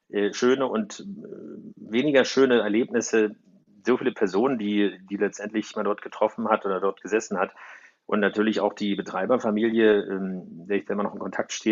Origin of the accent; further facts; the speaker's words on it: Berlin, Germany; also gerade aus, als Berliner äh, merkst du das sehr, sehr schnell